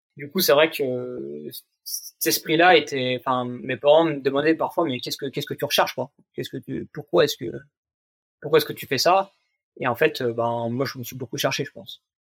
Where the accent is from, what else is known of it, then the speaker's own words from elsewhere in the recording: Jura, Bourgogne-Franche-Comté, France; now in Vanoise, France; j'ai grandi dans le Jura